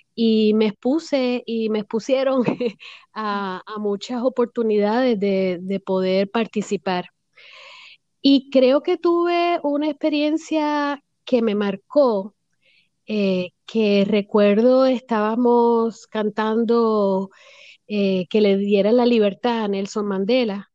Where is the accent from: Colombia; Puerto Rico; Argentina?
Puerto Rico; also born or lived in United States / Washington area; now in Florida, United States; yo me crié en Puerto Rico, eh, nací en los Estados Unidos, pero me llevaron a la isla de muy bebé